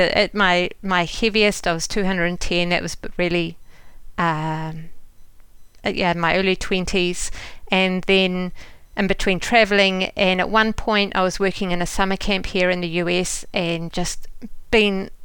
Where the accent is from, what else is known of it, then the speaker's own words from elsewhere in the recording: New Zealand; moved away as an adult; also born or lived in London, United Kingdom; now in United States; Well, as a New Zealander